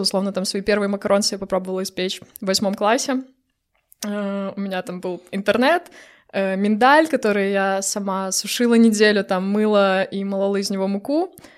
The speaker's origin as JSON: {"language": "Russian", "town": "Brest", "region": "Brest Region", "country": "Belarus", "moved": "as an adult", "lives_now": "Poland", "said": "Я из Бреста"}